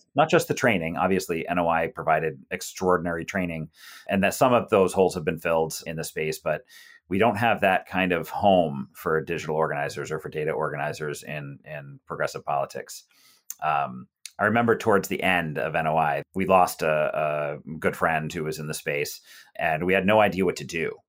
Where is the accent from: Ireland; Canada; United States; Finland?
United States; South Shore of Massachusetts; now in Hyattsville, United States; I grew up on the South Shore of Massachusetts